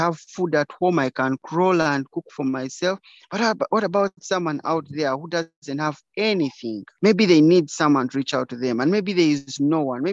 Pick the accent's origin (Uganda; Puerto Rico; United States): Uganda; Kabale, Western Region; I was born in Kabale, and my parents died when I was young. So I was raised by community